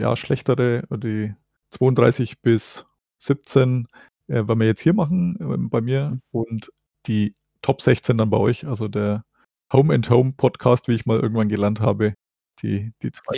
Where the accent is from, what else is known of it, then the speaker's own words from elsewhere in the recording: Germany; als Deutscher